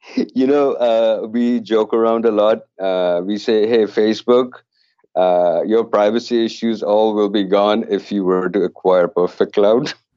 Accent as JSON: {"language": "English", "country": "Canada", "said": "being Canadian"}